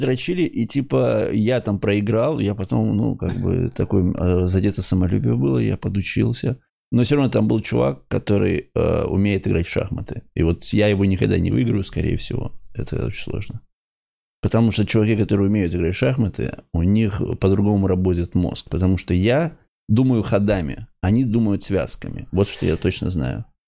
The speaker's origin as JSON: {"language": "Russian", "town": "Ukhta", "region": "Komi Republic", "country": "Russia", "said": "я, например, из Ухты, да, и Бухте, а, это Республика Коми"}